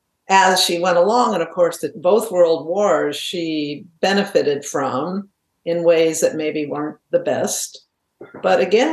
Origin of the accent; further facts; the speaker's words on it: New England, United States; born there; But I was born in New England, and my father was a very successful corporate exec, and we moved a lot.